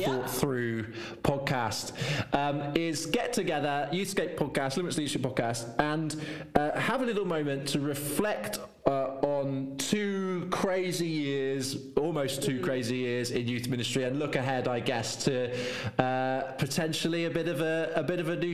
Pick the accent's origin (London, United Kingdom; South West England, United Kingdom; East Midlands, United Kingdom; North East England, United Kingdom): South West England, United Kingdom; Devon; I'm from Devon, and authentically, as a Devonshire man